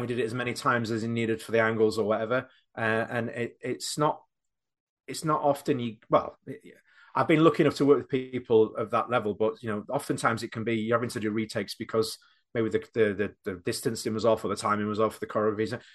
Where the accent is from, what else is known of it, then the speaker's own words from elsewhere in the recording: Doncaster, Yorkshire and the Humber, United Kingdom; moved away as an adult; now in Knaresborough, United Kingdom; Not where I'm from, but the town that I live, uh, in Knaresborough. I grew up in Doncaster